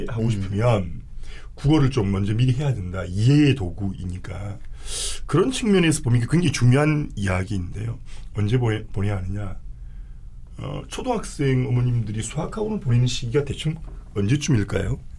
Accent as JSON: {"language": "Korean", "region": "Gyeongsang", "country": "South Korea", "also_born_or_lived": "Busan", "accent": "Gyeongsang", "said": "제 발음이 좀 경상도"}